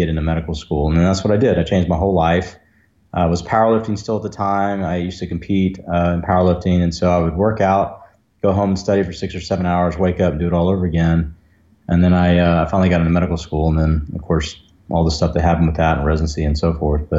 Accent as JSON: {"language": "English", "area": "outside of San Antonio", "region": "Central Texas", "country": "United States", "tie": "born or raised there", "also_born_or_lived": "Fort Worth, Texas", "said": "I was born in Fort Worth, Texas, and my dad was actually an OB-GYN resident at John Peter Smith up there. And then when he finished residency, we moved down to Central"}